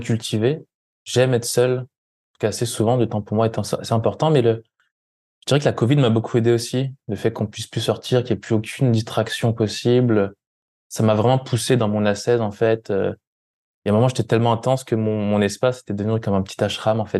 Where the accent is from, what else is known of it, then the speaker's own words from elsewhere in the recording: France; moved away; en France, en, en, Occident, on nous apprend